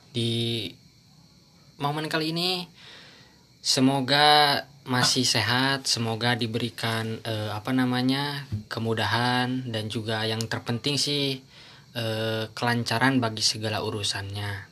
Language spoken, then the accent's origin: Indonesian; Sukabumi, West Java, Indonesia; born there; ngomongin tentang kota kelahiran saya sendiri yaitu Sukabumi meskipun ya kotanya nggak gede-gede